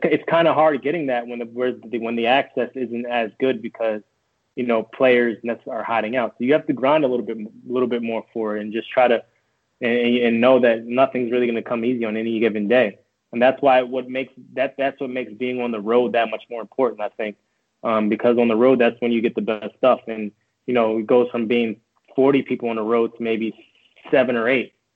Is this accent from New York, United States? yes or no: yes; New York, United States; moved away as an adult; now in Boston, United States; I'm from New York